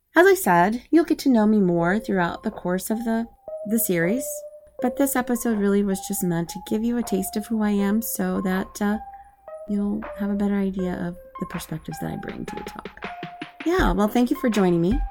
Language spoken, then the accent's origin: English; Anchorage, Alaska, United States; moved away as an adult; also born or lived in Midwest / Northern Italy / DMV area / Berlin, Germany; I am originally from Anchorage, Alaska. I grew up there. That's my home.